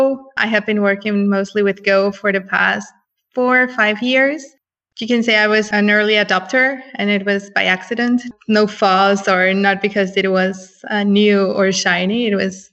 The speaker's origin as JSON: {"language": "English", "region": "Mexico City", "country": "Mexico", "tie": "born or raised there", "moved": "yes", "lives_now": "San Francisco, United States", "said": "I was born and raised in Mexico City. I work in San Francisco right now."}